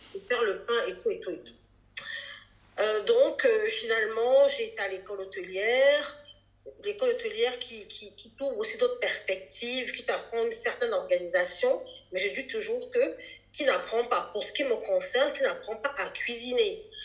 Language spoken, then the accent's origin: French; Cameroon; moved away as an adult; now in France; j'ai grandi au Cameroun, je suis venue en France adulte